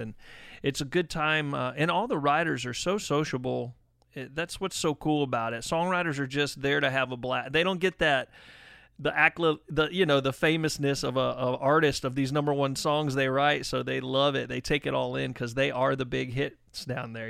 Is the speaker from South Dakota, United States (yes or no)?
no; Palmetto, Florida, United States; I'm a Florida native, but I'm on the west coast of Florida, so I'm I'm from Palmetto, Florida